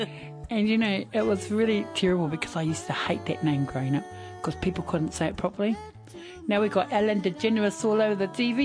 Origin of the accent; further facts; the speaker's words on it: Te Puia Springs, Gisborne, New Zealand; now in Wainuiomata, New Zealand; actually I was born on the East Coast at Te Puia Springs Hospital.